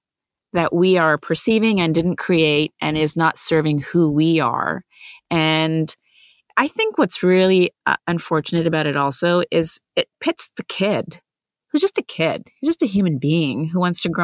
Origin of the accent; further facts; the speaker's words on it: Vancouver, British Columbia, Canada; also born or lived in India; I'm an immigrant. I was born in India. I grew up in Vancouver, BC. Huge Indian settling community there.